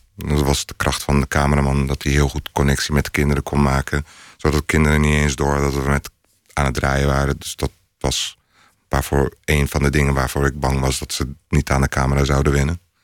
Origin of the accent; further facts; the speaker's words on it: Rotterdam, South Holland, Netherlands; also born or lived in Istanbul; vanuit Rotterdam weet ik... is een stad al met 160 nationaliteiten, toen ook al